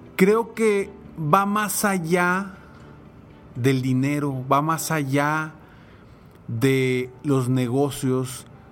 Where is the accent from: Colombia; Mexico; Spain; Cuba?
Mexico; como mexicanos